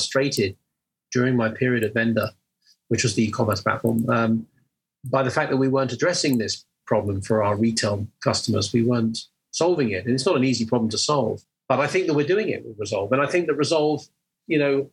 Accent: England, United Kingdom; you can hear that I'm an English guy based in the UK

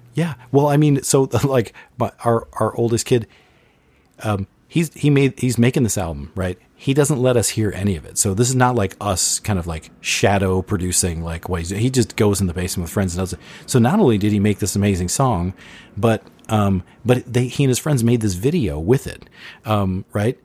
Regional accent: Bloomington, Minnesota, United States; we grew up in Bloomington, West Bloomington, Minnesota

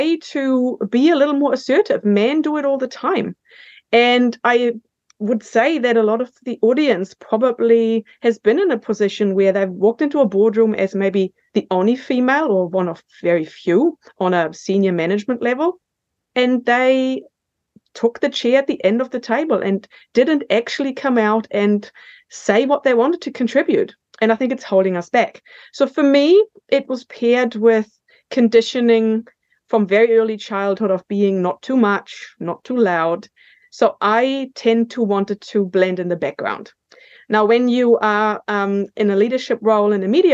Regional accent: Germany; accent: German; moved away as an adult; now in New Zealand; I was born in Germany, and I got the call to come to New Zealand for a year to work in 1999.

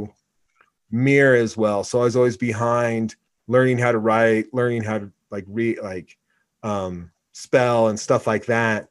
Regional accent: Oregon, United States; moved away; also born or lived in Laramie, Wyoming; growing up in Oregon

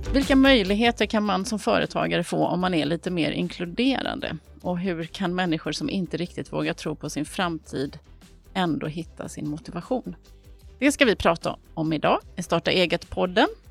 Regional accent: Gothenburg, Västra Götaland, Sweden; Jag är född där, det är där jag har vuxit upp, det är där jag kommer från

